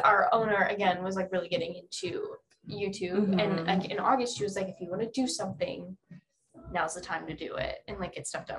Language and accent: English; Ohio, United States; moved away as an adult; now in North Carolina, United States; I'm from Ohio, moved to North Carolina, September 2019. I stayed for 3 months and then I went back home.